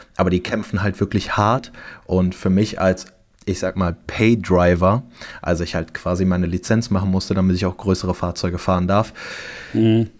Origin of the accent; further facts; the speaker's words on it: Cologne, North Rhine-Westphalia, Germany; Ich bin in Köln geboren